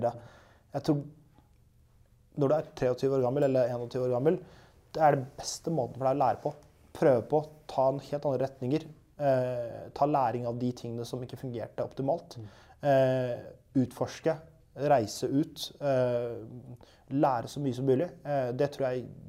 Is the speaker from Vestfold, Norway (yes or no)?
no; Halden, Østfold, Norway; moved away as an adult; now in Oslo, Norway; jeg er eh, en haldenser. Eh, født og oppvokst i Halden